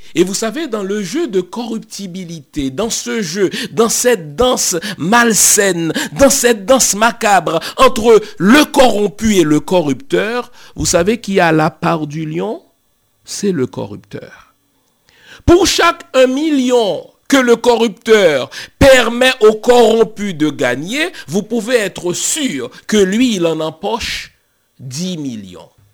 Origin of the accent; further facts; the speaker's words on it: Haiti; Chez nous en Haïti